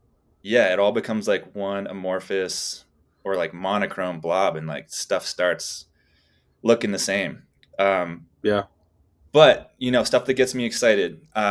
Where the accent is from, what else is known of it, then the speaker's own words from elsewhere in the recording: New England, United States; I grew up in New England, like idolizing all these skiers and all these people out in these exotic places doing amazing things.